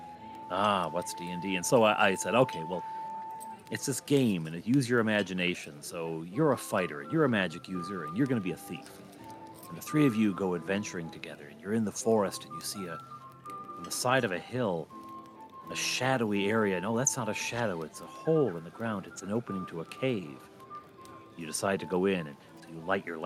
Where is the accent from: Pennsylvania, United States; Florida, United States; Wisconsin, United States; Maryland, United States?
Wisconsin, United States; Janesville; my hometown, Janesville, Wisconsin